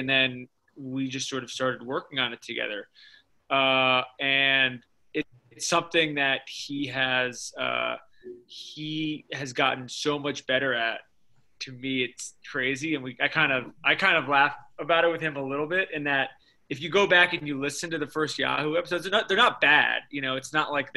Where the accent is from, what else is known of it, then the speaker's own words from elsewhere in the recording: United States; I grew up in New York. My family's all from Chicago.